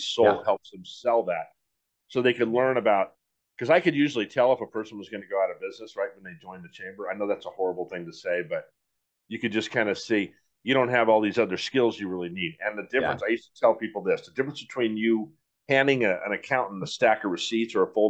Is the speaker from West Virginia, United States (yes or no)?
no; San Diego, California, United States; I grew up here in San Diego. That's one advantage I have.